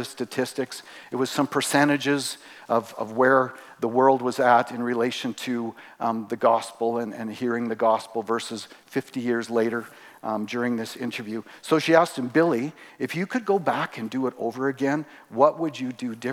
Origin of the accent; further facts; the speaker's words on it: Three Hills, Alberta, Canada; I grew up here in Three Hills. Actually, we moved here when I was in grade 7.